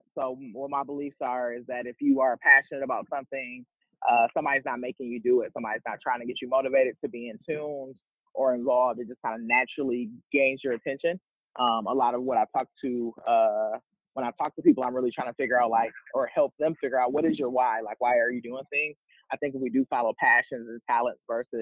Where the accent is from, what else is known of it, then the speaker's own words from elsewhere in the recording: Milwaukee, Wisconsin, United States; moved away; I'm from Milwaukee, Wisconsin, born and raised